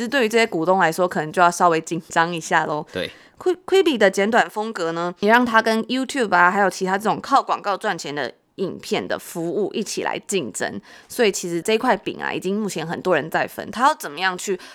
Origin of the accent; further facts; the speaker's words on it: Taiwan; 在台湾长大